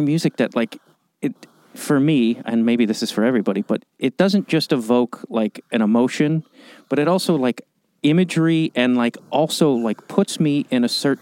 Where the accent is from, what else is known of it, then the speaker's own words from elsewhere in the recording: Chicago, Illinois, United States; moved away; that's my hometown as well